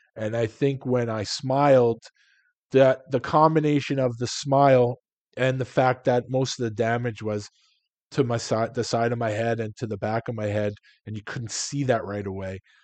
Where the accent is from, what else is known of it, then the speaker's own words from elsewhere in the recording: New York City, New York, United States; moved away as an adult; also born or lived in Long Island / Philadelphia; I'm from Queens. I lived on Long Island. At the time, I was living in Philadelphia